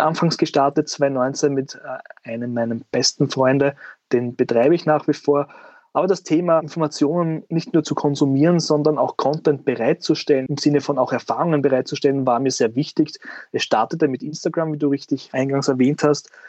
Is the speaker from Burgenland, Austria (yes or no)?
yes; Southern Burgenland, Austria; now in Vienna, Austria; bin ja kein Wiener, ja, äh, hört man vielleicht auch hin und wieder, äh, sondern ich komme aus dem wunderschönen Südburgenland